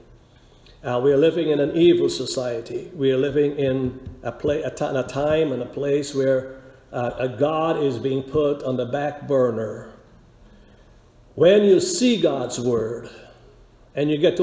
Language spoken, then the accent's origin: English; Guyana; we were growing up in Guyana. I was a teenager